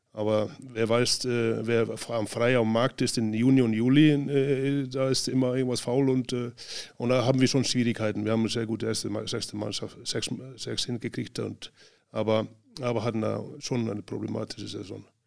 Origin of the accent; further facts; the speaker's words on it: Northeastern Region, Iceland; German is a second language; moved away as an adult; also born or lived in Spain; dann ab in den Norden, Nordisland wieder, wo ich herkomme